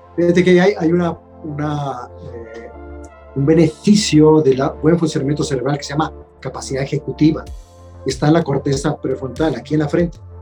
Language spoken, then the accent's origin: Spanish; Mexico; somos expertos los mexicanos